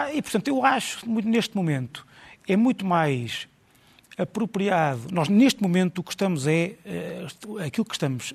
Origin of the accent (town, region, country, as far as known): Portugal